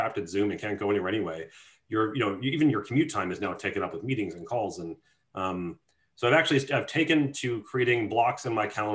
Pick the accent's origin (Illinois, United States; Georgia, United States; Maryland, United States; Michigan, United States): Illinois, United States; Chicago; I come from Chicago where like portion control is not a thing